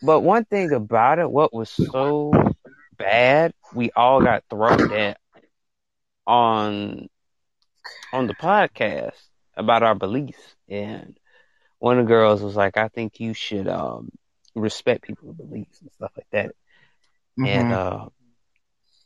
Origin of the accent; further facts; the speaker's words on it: Alabama, United States; accent: country; I'm from Alabama